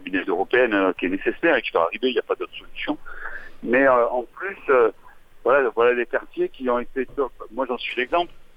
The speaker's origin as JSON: {"language": "French", "town": "Marseille", "region": "Provence-Alpes-Côte d'Azur", "country": "France", "said": "je sois d'ici, moi tout simplement, je suis, de Marseille"}